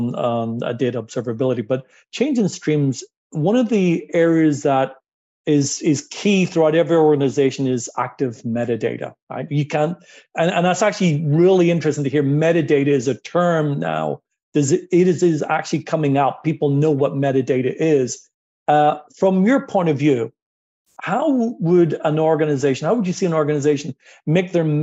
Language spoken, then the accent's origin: English; Toronto, Ontario, Canada; I'm from Toronto